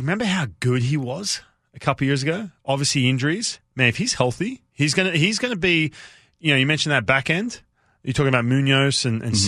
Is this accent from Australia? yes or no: yes; Australia; growing up in Australia